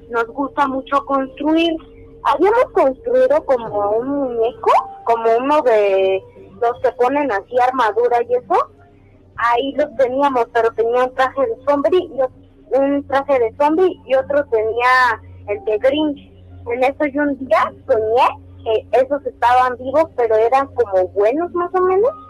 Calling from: Azcapotzalco, Mexico City, Mexico; Desde Azcapotzalco.

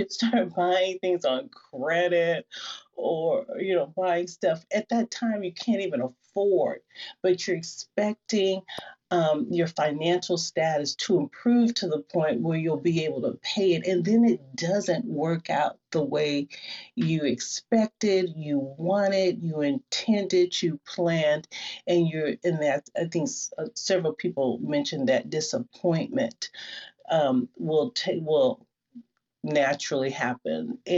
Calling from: Seattle, Washington, United States; Seattle. I'm coming from Seattle

